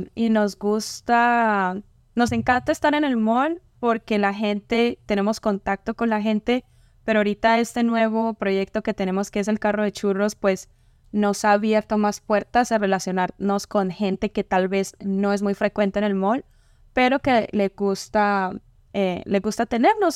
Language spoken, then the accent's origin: Spanish; Ocaña, Norte de Santander, Colombia; moved away; Ocaña es un pueblo pequeño. Estamos cerca a Venezuela casi